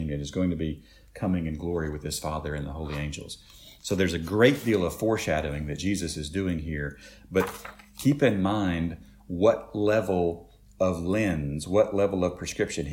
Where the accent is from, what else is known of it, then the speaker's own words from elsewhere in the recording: Shelbyville, Tennessee, United States; We grew up in Shelbyville